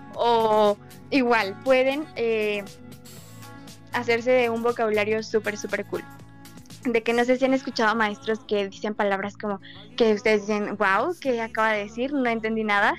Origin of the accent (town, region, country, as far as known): Mexico